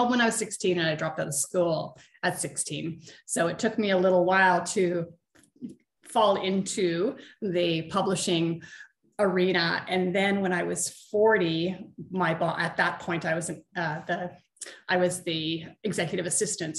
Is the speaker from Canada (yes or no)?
yes; Canada; I'm from Canada